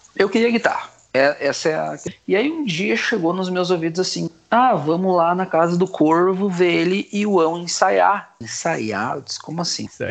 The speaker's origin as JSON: {"language": "Portuguese", "town": "Campo Bom", "region": "Rio Grande do Sul", "country": "Brazil", "tie": "born or raised there", "said": "eu nasci em Campo Bom"}